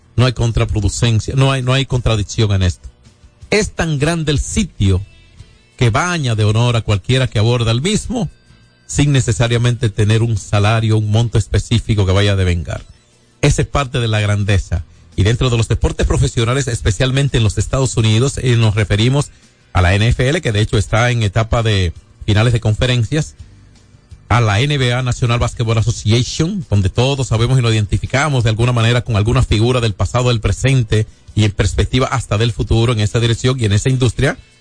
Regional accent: Dominican Republic; como dominicanos

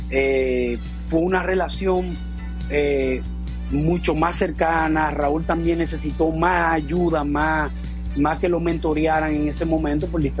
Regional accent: Campo de la Palma, Dominican Republic; eso yo me pasé mi niñez ahí en Campo de la Palma, y yo me recuerdo siendo un niño de 11 y de 12 años

